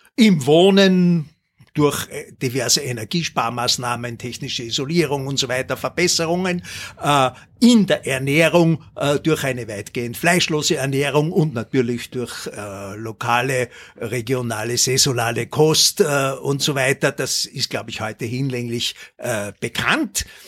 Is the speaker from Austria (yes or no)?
yes; Linz, Upper Austria, Austria; moved away; also born or lived in Schärding / Waldviertel; ich bin in Scherding geboren und in Linz dann aufgewachsen